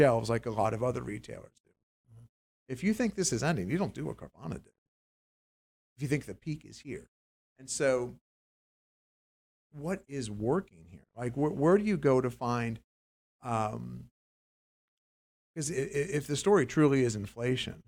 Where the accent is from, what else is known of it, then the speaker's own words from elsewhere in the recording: Pennsylvania, United States; I grew up near the Mannheim Auto Auctions in Pennsylvania